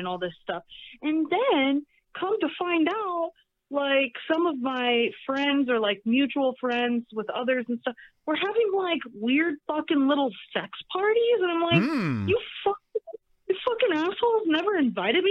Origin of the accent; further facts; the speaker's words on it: Sioux Falls, South Dakota, United States; moved away; I grew up in Sioux Falls, South Dakota